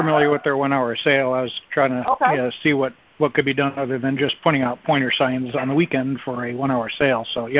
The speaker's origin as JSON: {"language": "English", "region": "Southern Wisconsin", "country": "United States", "said": "Southern Wisconsin."}